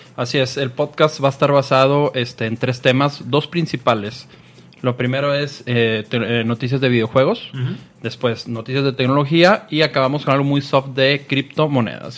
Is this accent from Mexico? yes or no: yes; Mexico; Soy buen mexicano